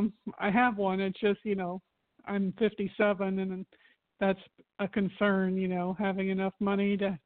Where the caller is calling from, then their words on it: Florida, United States; I'm calling from Florida.